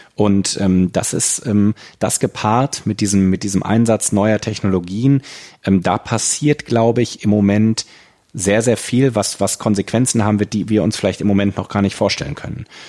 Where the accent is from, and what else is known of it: Germany; moved away as an adult; now in China